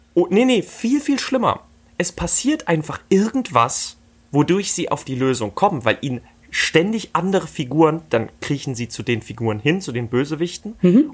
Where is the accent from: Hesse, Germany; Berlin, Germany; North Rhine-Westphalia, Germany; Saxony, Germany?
Saxony, Germany; Dresden; hier in Dresden, wo ich aufgewachsen bin